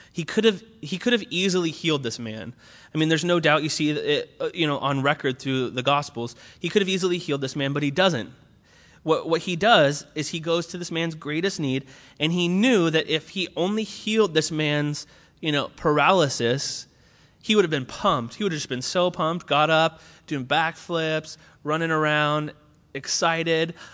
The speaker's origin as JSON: {"language": "English", "area": "Orange County", "region": "California", "country": "United States", "moved": "as an adult", "lives_now": "Berkeley, United States", "said": "I was originally from Orange County, which is like the opposite of Berkeley"}